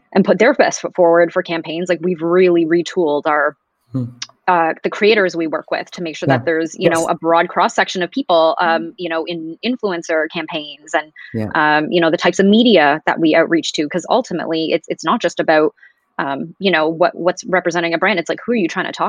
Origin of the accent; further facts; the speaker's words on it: Toronto, Ontario, Canada; growing up in Canada